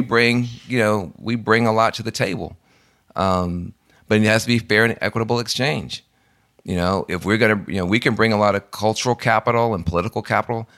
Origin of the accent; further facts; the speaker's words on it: Tennessee, United States; I'm from Tennessee